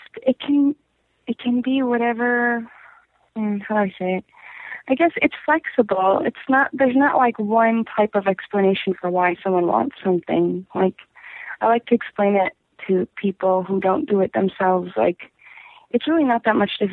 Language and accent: English; Golden Valley, Minnesota, United States; I'm from Minnesota. I'm from like a first ring suburb of Minneapolis